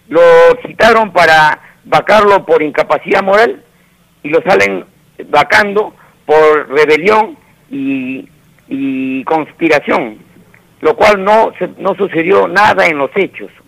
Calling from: Villa María, Lima, Peru; de Villa María.

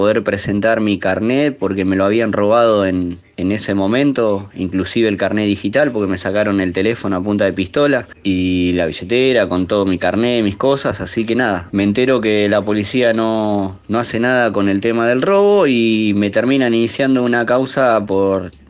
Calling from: Partido de la Costa, Buenos Aires Province, Argentina; acá del Partido de la Costa. Yo soy un miembro de Reprocan. Estoy habilitado para, para tener, ser autocultivador argentino.

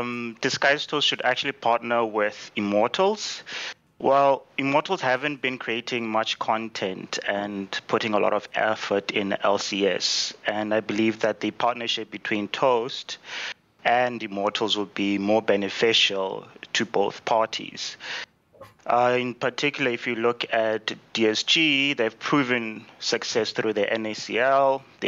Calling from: South Africa; I'm calling from South Africa.

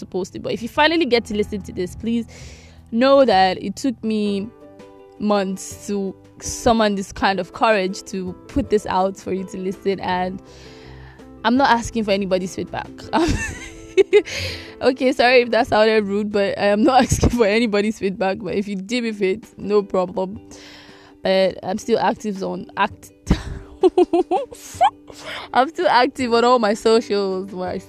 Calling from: Nigeria; I'm currently recording from Nigeria and I do not want to be arrested.

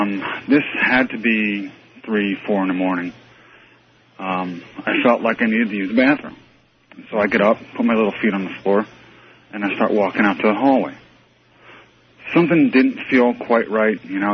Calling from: Fairborn, Ohio, United States; also born or lived in Edison, New Jersey; I'm calling from Fairborn, Ohio.

